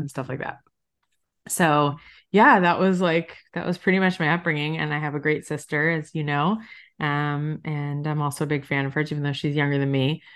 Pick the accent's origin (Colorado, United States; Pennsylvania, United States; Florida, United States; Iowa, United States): Florida, United States; South; moved away; also born or lived in Long Island, New York; I was born in New York, like most Jews, and I grew up in South Florida